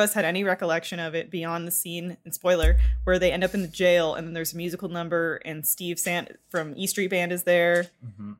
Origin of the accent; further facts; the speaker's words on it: Canada; I am Canadian